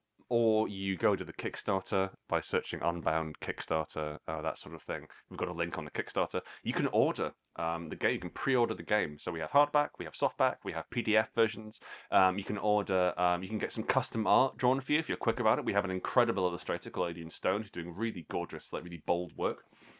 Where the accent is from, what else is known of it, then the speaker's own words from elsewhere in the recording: Glasgow, Scotland, United Kingdom; also born or lived in Alexandria; I'm from Glasgow originally. I was born near Glasgow, a place called Alexandria. But I completely lost the accent.